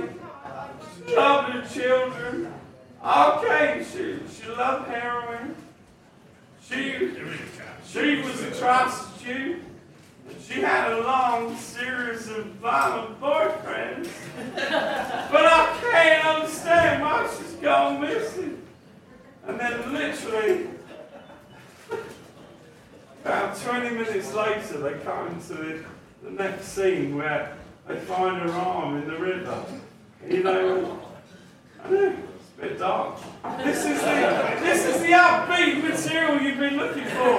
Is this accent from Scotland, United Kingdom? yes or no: no; Chatham, South East England, United Kingdom; moved away; this is my hometown